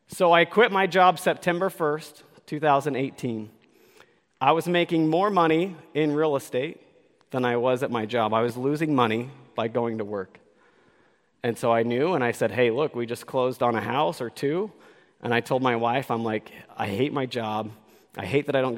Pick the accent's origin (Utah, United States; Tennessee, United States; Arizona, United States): Utah, United States; I am from Utah